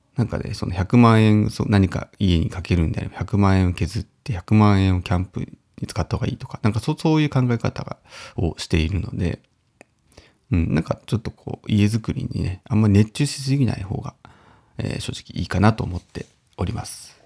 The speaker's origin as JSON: {"language": "Japanese", "town": "Uonuma", "region": "Niigata", "country": "Japan", "tie": "born or raised there", "said": "私のね、魚沼出身地元である魚沼"}